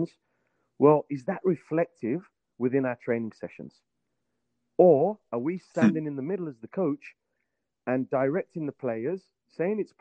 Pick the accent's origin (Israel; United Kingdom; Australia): United Kingdom; Birmingham, West Midlands; moved away as an adult; now in Virginia, United States; I was born and raised in England. I started growing up in Birmingham.